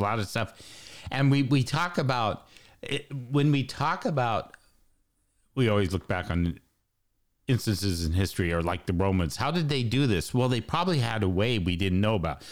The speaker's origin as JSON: {"language": "English", "country": "United States", "said": "I'm American"}